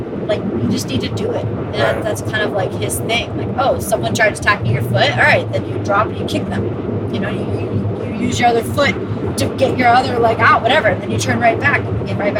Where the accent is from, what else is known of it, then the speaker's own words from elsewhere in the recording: Los Angeles, California, United States; I'm from LA, right? From the Valley.